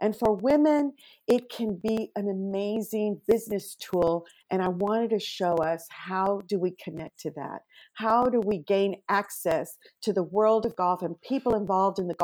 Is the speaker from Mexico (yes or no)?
yes; Mexico; moved away as an adult; now in California, United States; I am an immigrant from Mexico